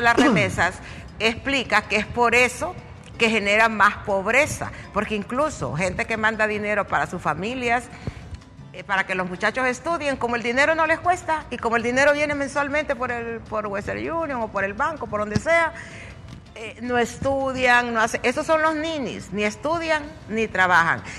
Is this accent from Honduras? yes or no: yes; Honduras; somos dejados los hondureños